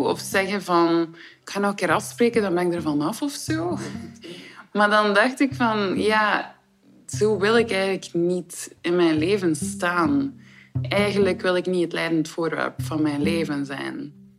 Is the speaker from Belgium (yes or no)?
yes; Ostend, Flanders, Belgium; Ik ben 34 jaar en ik ben van Oostende.